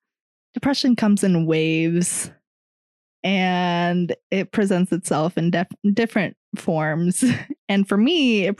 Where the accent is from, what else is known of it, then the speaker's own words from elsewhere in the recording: Miami, Florida, United States; moved away; also born or lived in Georgia; I grew up in Miami